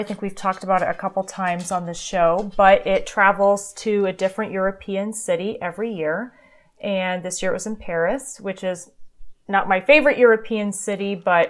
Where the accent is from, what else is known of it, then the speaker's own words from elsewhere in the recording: Germany; I grew up in Germany, so it was good to see my cousins and so forth.